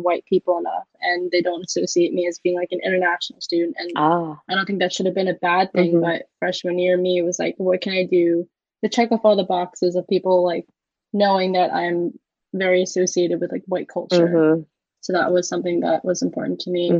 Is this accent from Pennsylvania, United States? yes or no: yes; Philadelphia, Pennsylvania, United States; also born or lived in Nanning, Guangxi, China; I grew up in the Philly area, like maybe like a stone throw away from actual Philadelphia